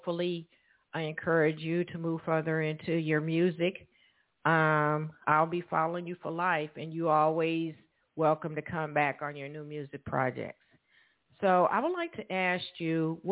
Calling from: Evansville, Indiana, United States; I am calling from Evansville, Indiana

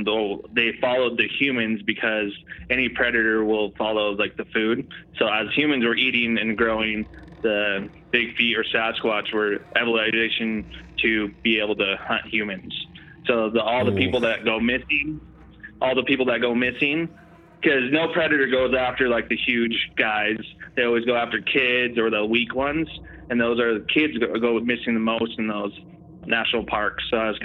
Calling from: Utah, United States; Oh no, Gent, and I'm coming from Central Utah.

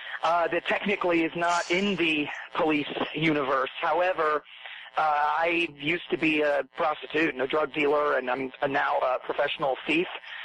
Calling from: Hollywood, California, United States; I am in boiling hot Hollywood at the moment, in my apartment.

